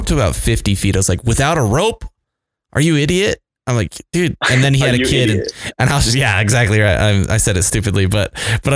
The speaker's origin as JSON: {"language": "English", "town": "Mapleton", "region": "Utah", "country": "United States", "tie": "born or raised there", "also_born_or_lived": "Las Vegas, Nevada", "said": "I grew up in Mapleton, which is just up the road from here."}